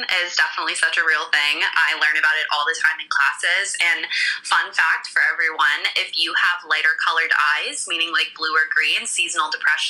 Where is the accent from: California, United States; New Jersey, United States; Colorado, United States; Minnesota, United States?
California, United States; Los Angeles; moved away; also born or lived in Canada; I'm originally from Los Angeles